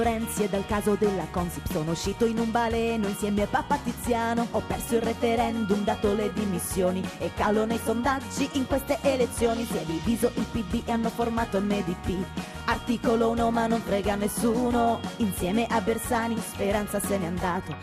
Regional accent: Basilicata, Italy; quando mi dicevano di dove sei, io dicevo, "Sono Lucana"

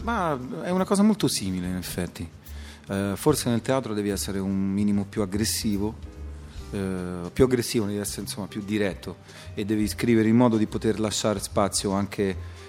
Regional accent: Rome, Lazio, Italy; sono nato a Roma nel 68

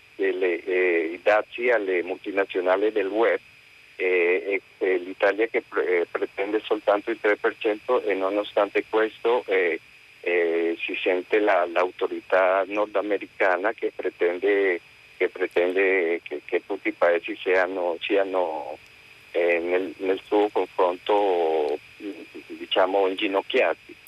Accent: Colombia; moved away; io sono colombiano

